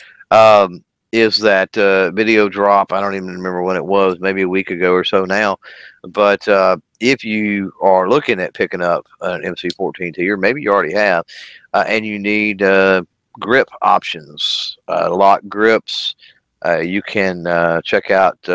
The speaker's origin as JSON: {"language": "English", "region": "Texas", "country": "United States", "said": "So I'm from Texas. I'm from the South"}